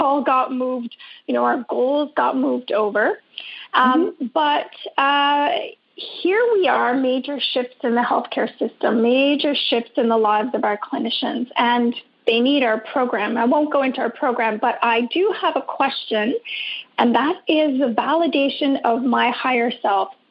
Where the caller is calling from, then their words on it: Vancouver Island, British Columbia, Canada; I'm calling from Vancouver Island uh, in Canada